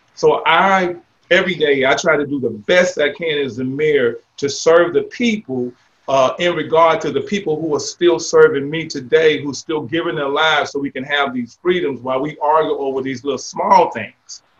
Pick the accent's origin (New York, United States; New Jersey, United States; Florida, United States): Florida, United States; Jacksonville; also born or lived in Louisiana; now in Baker, United States; I'm not from Louisiana. I grew up in Jacksonville, Florida